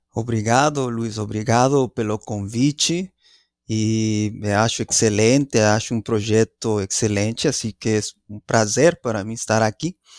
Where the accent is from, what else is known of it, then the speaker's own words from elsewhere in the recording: Mexico City, Mexico; Portuguese is a second language; moved away as an adult; also born or lived in Mérida, Yucatán, Mexico / Minnesota, United States; now in Brazil; Eh, cresci principalmente na cidade do México